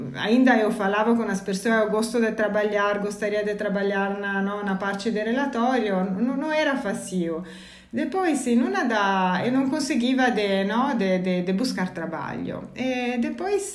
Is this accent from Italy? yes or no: yes; Italy; Portuguese is a second language; moved away as an adult; now in São Paulo, Brazil; eu sou italiana, mas trabalho, mas moro no Brasil desde quatro anos